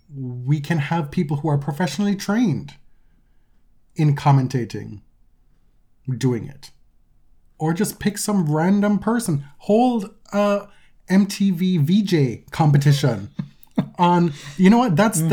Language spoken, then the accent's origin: English; Jamaica; And I'm the Jamaican here.